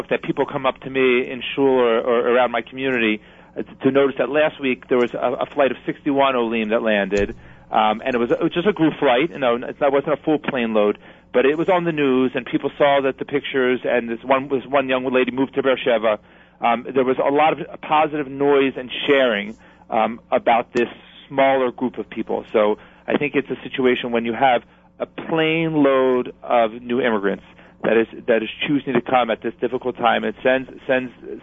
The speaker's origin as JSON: {"language": "English", "region": "New Jersey", "country": "United States", "tie": "born or raised there", "said": "New Jersey first because it's my home state."}